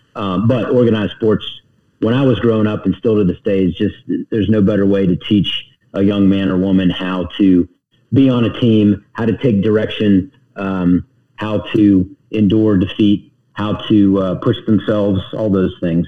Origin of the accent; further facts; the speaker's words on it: Charlotte, North Carolina, United States; also born or lived in Youngstown, Ohio; I grew up in the South. I claim the South